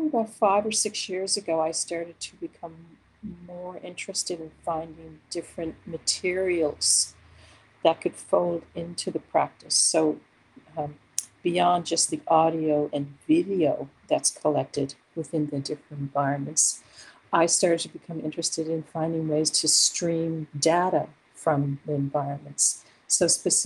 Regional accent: Newfoundland and Labrador, Canada; moved away; I am originally from Newfoundland, so I have a link to the landscape of that place

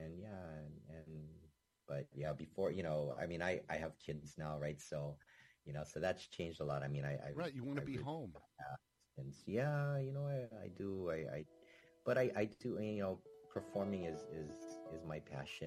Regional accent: Hawaii, United States; I was always taught, growing up in Hawaii, I was always taught to say ukulele

